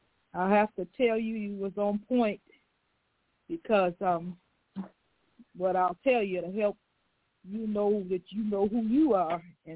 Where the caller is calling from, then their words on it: Chicago, Illinois, United States; I'm from Chicago.